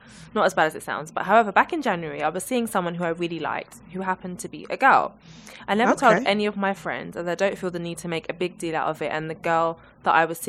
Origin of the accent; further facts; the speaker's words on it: Zambia; I'm from Zambia and people from there are really forward. So I'm really forward, especially when it comes to guys.